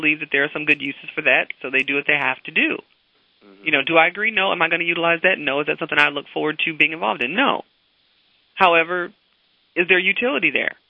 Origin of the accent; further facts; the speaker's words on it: Chicago, Illinois, United States; I'm from the Chicago area. That's my home, town area.